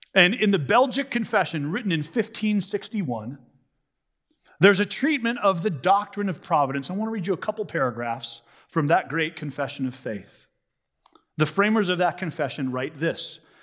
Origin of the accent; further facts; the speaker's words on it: United States; as American Christians